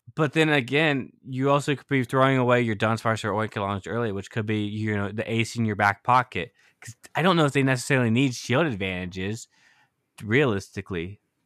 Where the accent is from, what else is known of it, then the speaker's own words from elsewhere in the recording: United States; I'm from the States